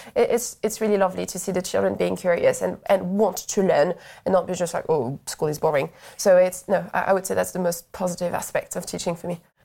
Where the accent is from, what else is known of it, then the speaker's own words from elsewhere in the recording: France; moved away as an adult; now in United Kingdom; so I'm from France originally